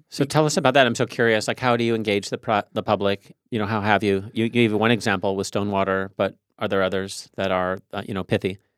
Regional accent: Tacoma, Washington, United States; I grew up in Tacoma

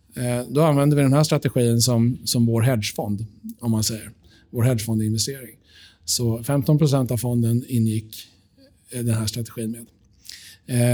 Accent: Sweden; vi är svenskar i Sverige

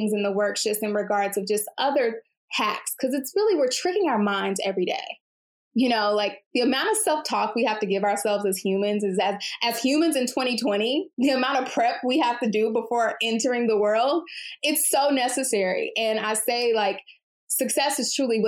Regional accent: Houston, Texas, United States; I'm from Houston and based in Houston

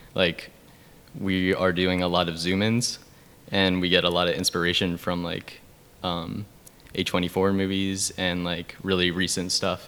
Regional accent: York, Pennsylvania, United States; I'm shooting a feature in my hometown right now, which oh, is nice. in York, PA

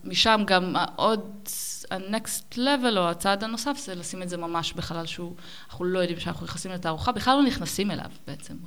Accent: Ben Ami, Northern District, Israel; moved away as an adult; now in Berlin, Germany; אני גדלתי במושב בנעמי ליד נהריה

